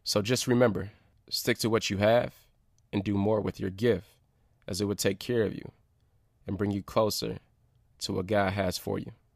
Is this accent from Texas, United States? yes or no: no; Detroit, Michigan, United States; my hometown, my city.